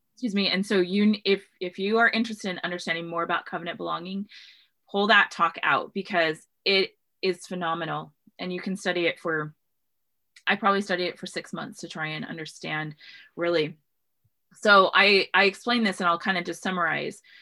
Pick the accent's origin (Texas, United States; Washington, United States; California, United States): Washington, United States; I grew up in Washington State